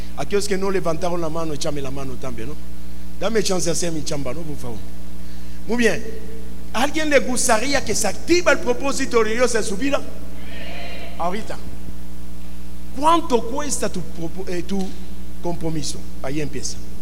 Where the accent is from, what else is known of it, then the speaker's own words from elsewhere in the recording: Mexico; por qué nacimos en México?